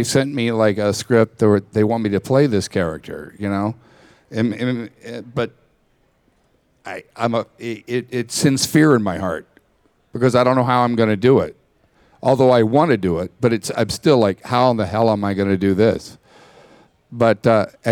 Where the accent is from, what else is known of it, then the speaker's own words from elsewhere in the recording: Texas, United States; I grew up in Texas with the cowboy thing